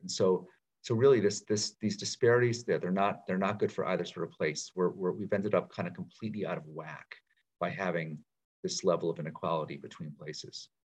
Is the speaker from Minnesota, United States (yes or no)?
no; Pittsfield, Massachusetts, United States; also born or lived in Washington, D.C.; now in Baltimore, United States; my hometown of Pittsfield, Mass, small city in Western Mass